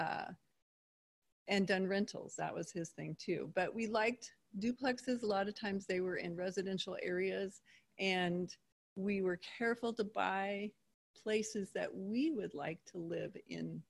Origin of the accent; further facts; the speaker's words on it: Seattle, Washington, United States; moved away as an adult; also born or lived in Pullman, Washington; I'm from Seattle area, but I came over here to go to WSU, and then I met him over here.